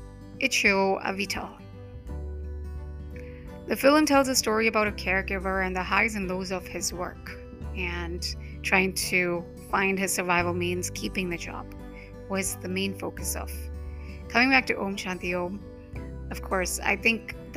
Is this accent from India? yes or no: yes; Mumbai, Maharashtra, India; first language Hindi; English is a second language; I'm from Mumbai, and Hindi language is native to me.